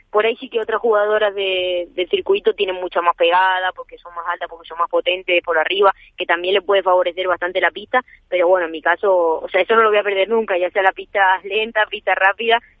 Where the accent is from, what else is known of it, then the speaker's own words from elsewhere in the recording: Extremadura, Spain; también tengo más cerca mi tierra.